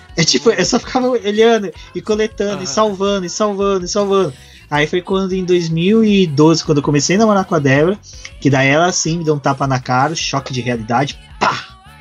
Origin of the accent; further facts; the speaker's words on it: Guaxupé, Minas Gerais, Brazil; now in São Paulo, Brazil; eu venho de uma cidade que é conhecida entre morros e colinas, é o cu de Minas, cidade de Guaxupé